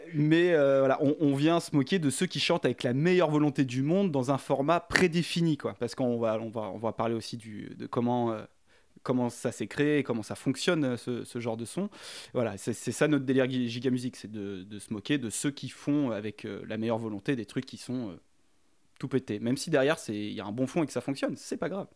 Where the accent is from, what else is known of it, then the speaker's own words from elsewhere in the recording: France; je suis français